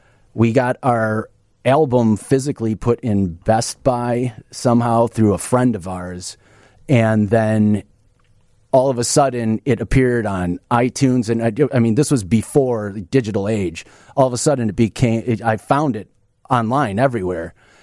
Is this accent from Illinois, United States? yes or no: yes; Oak Park, Illinois, United States; also born or lived in Chicago; Yeah. I was Oak Park up until maybe high school or something. Then just Chicago since then.